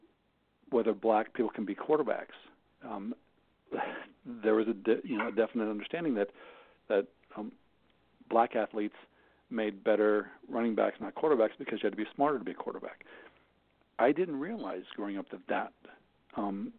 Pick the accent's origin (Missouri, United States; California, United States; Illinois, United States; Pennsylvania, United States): Missouri, United States; Jefferson City; moved away as an adult; also born or lived in Minnesota; I grew up outside of Jefferson City